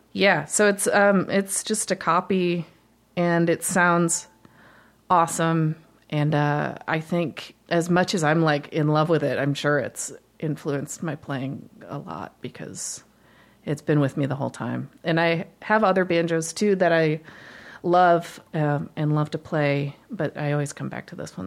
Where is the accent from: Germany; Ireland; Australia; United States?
United States; Holland, Michigan; I grew up in Michigan, um, in Holland